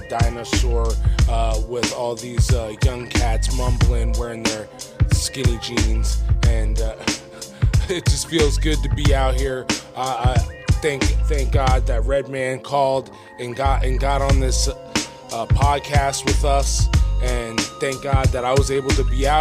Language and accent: English; New Jersey, United States; now in Deerfield Beach, United States; I'm from New Jersey